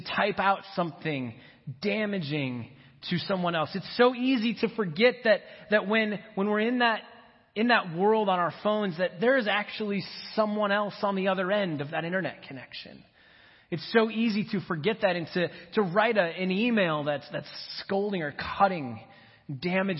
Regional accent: Minnesota, United States; I grew up in Minnesota

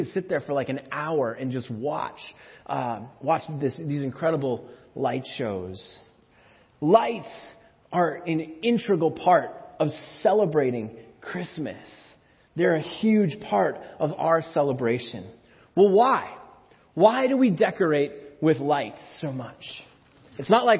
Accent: Minnesota, United States; moved away; also born or lived in McPherson; When I was a kid, growing up in Minnesota

